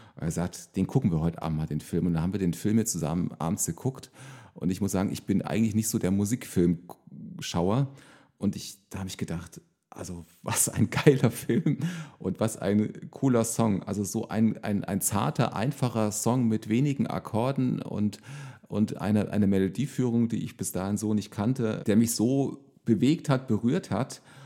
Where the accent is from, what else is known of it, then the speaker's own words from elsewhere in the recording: Thuringia, Germany; moved away as an adult; now in Bad Kreuznach, Germany; Also ich bin ja gebürtiger Thüringer und bin äh, praktisch bis zu meinem äh, 20. Also ich bin 2000, nee, 1900, 1994 bin ich äh, zum Zivildienst nach Bad Kreuznach gekommen